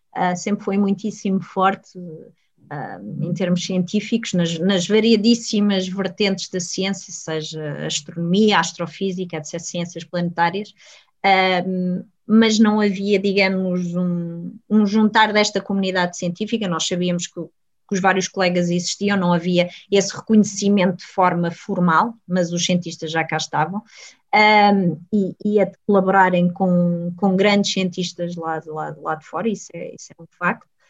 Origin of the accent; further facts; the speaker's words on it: Portugal; sou portuguesa, sou europeia